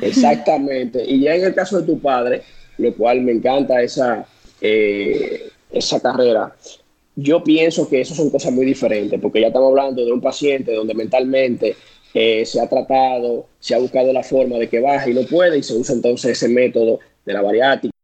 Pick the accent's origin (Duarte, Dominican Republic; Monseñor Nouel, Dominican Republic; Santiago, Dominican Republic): Duarte, Dominican Republic; San Francisco de Macorís; en mi pueblo, San eh, Francisco de Macorís